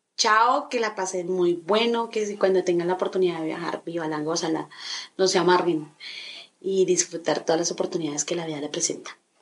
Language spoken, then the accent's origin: Spanish; Colombia; como buen colombiano